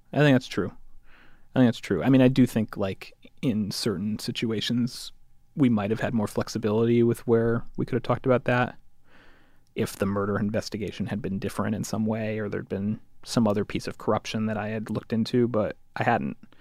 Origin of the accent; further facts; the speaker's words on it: Connecticut, United States; I'm from Connecticut.